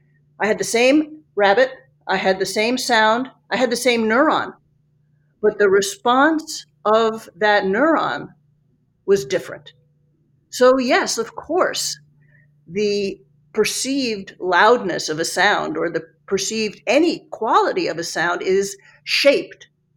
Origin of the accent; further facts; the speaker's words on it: Italy; also born or lived in New York, United States; You know, I grew up in Italy. I grew up in New York. I don't feel like I'm a New Yorker. I don't feel like I am an Italian.